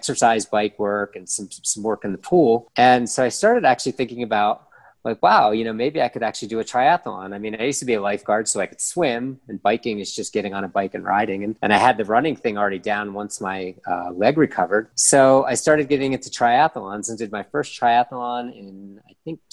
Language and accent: English; Philadelphia, Pennsylvania, United States; moved away as an adult; now in Cuenca, Ecuador; I'm from Philadelphia, Pennsylvania in the United States. I lived there for pretty much most of my life